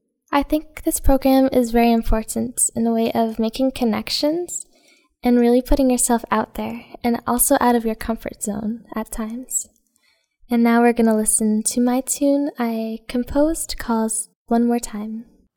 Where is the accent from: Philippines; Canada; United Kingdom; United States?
Canada; Tichburn, Ontario; I'm 16. I'm from Tichburn, Ontario, which is just 45 miles north of Kingston.